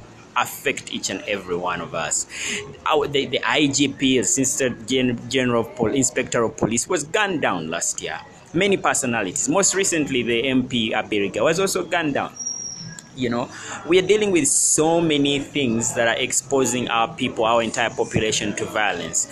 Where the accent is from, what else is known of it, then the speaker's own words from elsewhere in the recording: Uganda; our country, Uganda.